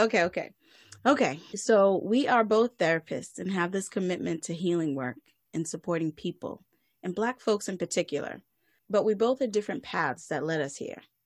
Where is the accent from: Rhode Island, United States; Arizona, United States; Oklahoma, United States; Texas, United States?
Rhode Island, United States; now in Silver Spring, United States; I'm originally from Rhode Island. Shout out to all my peoples there. But right now, I'm living in Silver Spring, Maryland